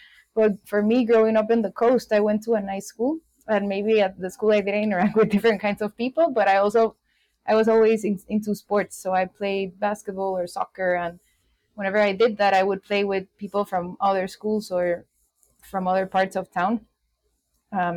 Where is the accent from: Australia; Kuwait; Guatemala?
Guatemala; in Guatemala, I grew up in the coast, which is 2 hours away from the city, and it was like the small town kind of life